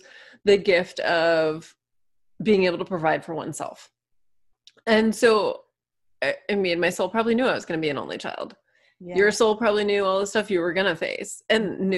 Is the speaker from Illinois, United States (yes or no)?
no; Manchester-by-the-Sea, Massachusetts, United States; I'm from the other Cape Ann, Manchester, Mass is where my story begins